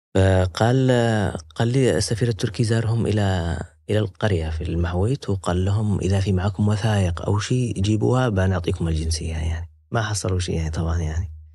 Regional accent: Yemen; now in Turkey; قلت له من اليمن

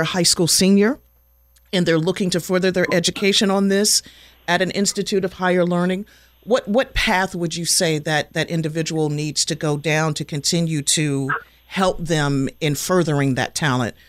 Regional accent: Washington, District of Columbia, United States; also born or lived in Maryland; I'm a DC kid, born and raised in Washington, and we lived in the Maryland area for a while.

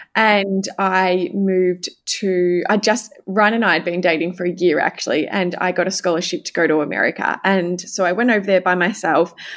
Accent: coast outside Melbourne, Victoria, Australia; now in Melbourne, Australia; I grew up outside of Melbourne, I grew up at the coast

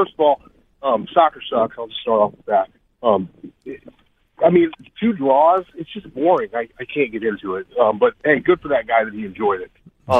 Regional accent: Midwest, United States; I'm from here. I grew up in the Midwest, man, and they tried to force-feed us the Cowboys.

